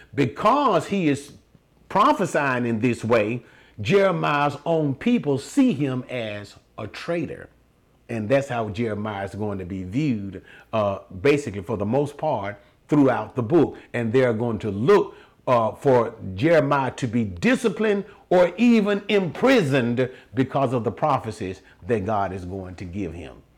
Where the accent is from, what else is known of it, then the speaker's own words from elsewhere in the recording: United States; I'm speaking from the United States of America